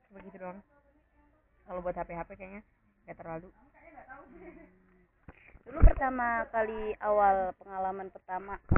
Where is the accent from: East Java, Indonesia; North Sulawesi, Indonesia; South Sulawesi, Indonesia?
East Java, Indonesia; Gresik; saya dari Gresik